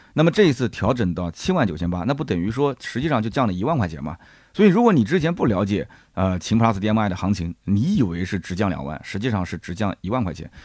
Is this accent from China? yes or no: yes; Nanjing, Jiangsu, China; 我们南京人